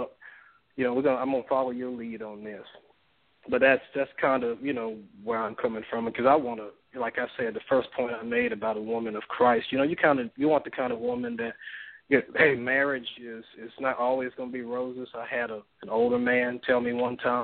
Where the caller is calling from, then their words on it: Mobile, Alabama, United States; I'm calling from Mobile, Alabama